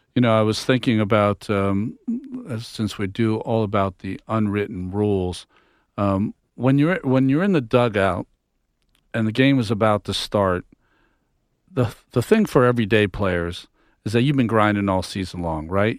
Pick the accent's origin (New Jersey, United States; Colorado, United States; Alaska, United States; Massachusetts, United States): Massachusetts, United States; I'm from Massachusetts. Grew up a Red Sox fan